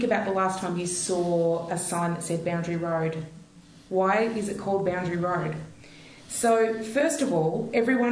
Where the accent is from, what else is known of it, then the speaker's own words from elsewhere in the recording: Port Fairy, Victoria, Australia; also born or lived in Codrington; I did my growing up in Port Fairy as well as Codrington